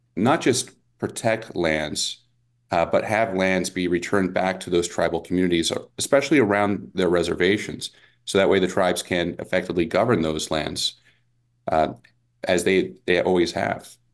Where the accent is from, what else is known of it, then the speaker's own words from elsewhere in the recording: Las Vegas, Nevada, United States; I grew up here in Las Vegas